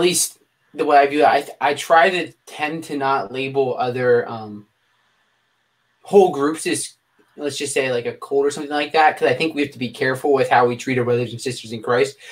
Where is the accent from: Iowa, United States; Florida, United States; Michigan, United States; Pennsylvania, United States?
Pennsylvania, United States; now in Virginia, United States; I live in Virginia now, but I was born in Pennsylvania